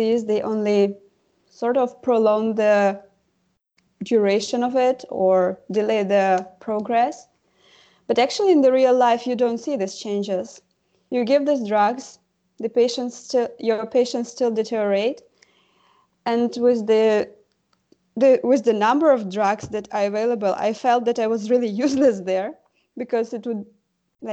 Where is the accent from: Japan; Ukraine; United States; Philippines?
Ukraine; moved away as an adult; now in Germany; I come originally from Ukraine, where I got the medical education